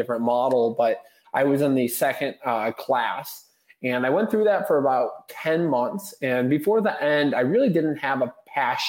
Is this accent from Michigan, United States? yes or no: yes; Bloomfield Hills, Michigan, United States; I grew up in Bloomfield Hills, Michigan. Still actually reside in Bloomfield Hills.